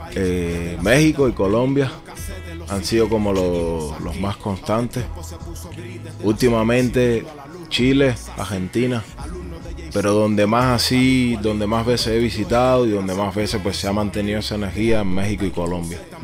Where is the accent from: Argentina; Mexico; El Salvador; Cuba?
Cuba; Havana; moved away as an adult; also born or lived in Caracas, Venezuela; now in Barcelona, Spain; Yo nací en La Habana, soy un tipo cualquiera como cualquier cubano que nació en el 82 en La Habana.